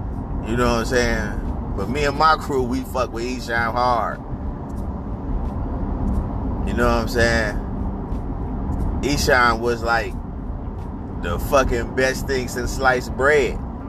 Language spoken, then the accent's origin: English; Inkster, Michigan, United States; I'm from Michigan. Inkster, Michigan. Right outside Detroit.